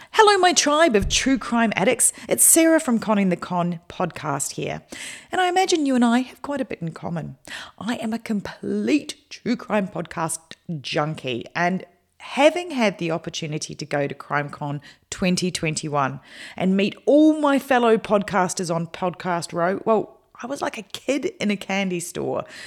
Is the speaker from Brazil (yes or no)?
no; London, United Kingdom; my hometown in London